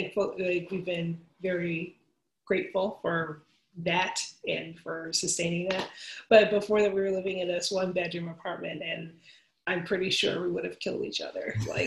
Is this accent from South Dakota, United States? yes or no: no; Philadelphia, Pennsylvania, United States; I'm from Philadelphia